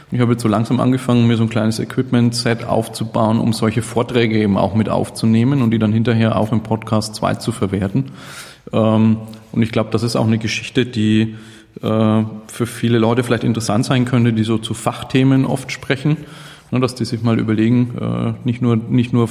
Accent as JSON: {"language": "German", "town": "Nuremberg", "region": "Bavaria", "country": "Germany", "said": "Äh, ich komme aus Nürnberg, im schönen Frankenland."}